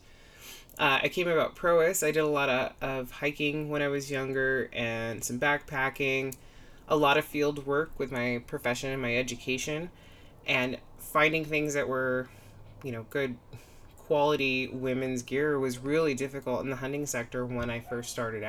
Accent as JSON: {"language": "English", "area": "an hour north of Seattle", "region": "Western Washington", "country": "United States", "tie": "born or raised there", "moved": "yes", "lives_now": "Nevada, United States", "said": "I'm originally from Western Washington. I grew up about an hour north of Seattle"}